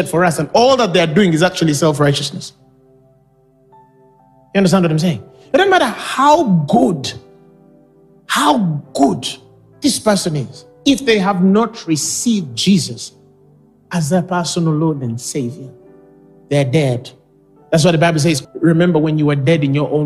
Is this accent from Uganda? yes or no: yes; Uganda; I was born and raised in Uganda. I love my nation